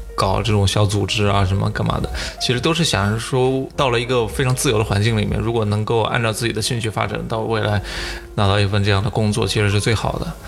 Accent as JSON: {"language": "Chinese", "region": "Anhui", "country": "China", "said": "我们安徽人"}